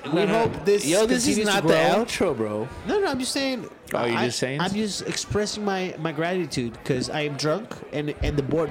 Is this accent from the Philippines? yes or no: no; Mexico; moved away; I grew up in Mexico